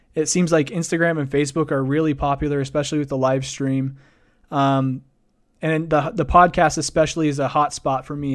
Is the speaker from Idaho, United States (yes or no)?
yes; Idaho Falls, Idaho, United States; born or raised there